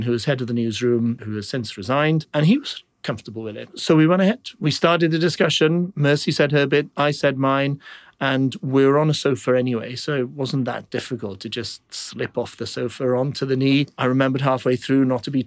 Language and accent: English; Wales, United Kingdom; I'm Welsh